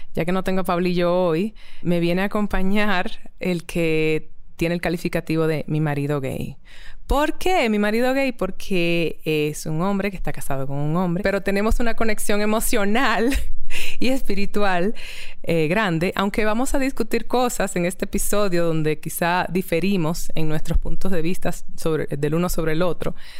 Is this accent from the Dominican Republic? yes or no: yes; Dominican Republic; moved away; also born or lived in New York; me siento muy afortunada como caribeña, dominicana